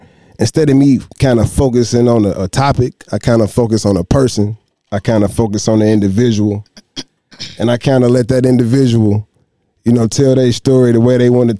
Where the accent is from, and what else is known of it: Detroit, Michigan, United States